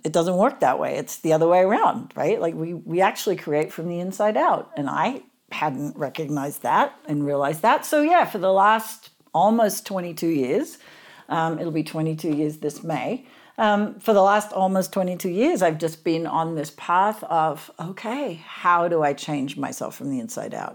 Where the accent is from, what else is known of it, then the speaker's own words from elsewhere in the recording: Sydney, New South Wales, Australia; I grew up in Sydney, Australia